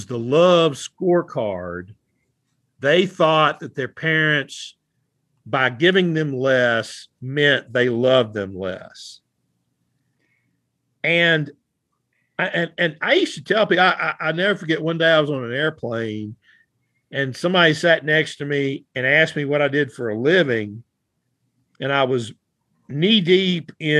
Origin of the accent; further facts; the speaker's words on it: the South, United States; I am from the South